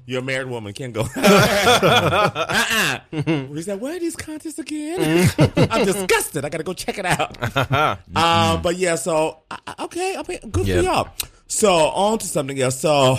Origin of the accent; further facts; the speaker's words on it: Midwest, United States; Like I said, I come from the Midwest.